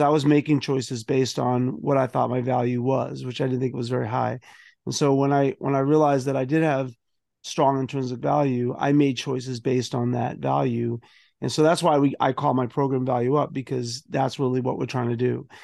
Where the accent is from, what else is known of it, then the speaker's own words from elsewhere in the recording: Boston, Massachusetts, United States; I grew up in South Boston